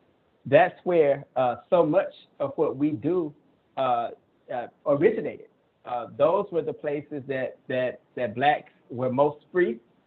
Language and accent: English; Barnesville, Georgia, United States; Absolutely. I grew up in Middle Georgia in a small town, Barnesville, Georgia.